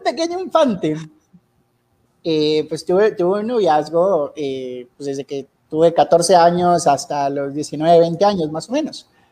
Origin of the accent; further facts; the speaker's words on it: Sabinas, Coahuila, Mexico; cuando regresé a Sabinas, Coahuila, de donde soy originario